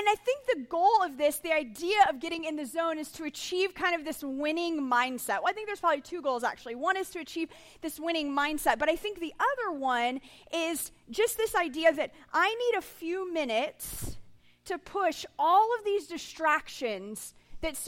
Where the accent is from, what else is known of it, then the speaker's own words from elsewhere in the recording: Texas, United States; I was raised in Texas